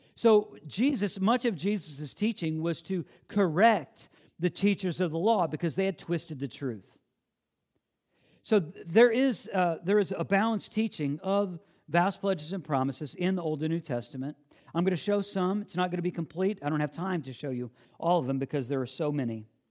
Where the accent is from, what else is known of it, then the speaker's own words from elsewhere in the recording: Illinois, United States; moved away; I grew up in the Midwest